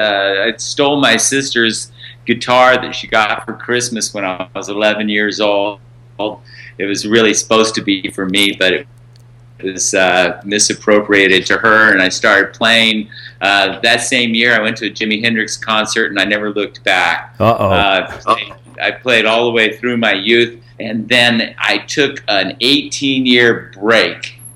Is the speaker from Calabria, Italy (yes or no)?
no; Rome, Lazio, Italy; I didn't. I grew up in a military family. We traveled a lot. I picked Rome, Italy as my hometown because that's where I lived the longest when I was in my formative years.